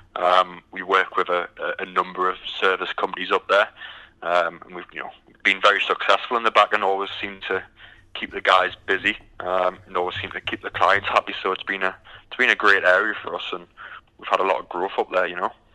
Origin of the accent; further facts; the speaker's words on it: United Kingdom; moved away as an adult; now in Houston, United States; as you can tell by the accent, I'm from the from the UK.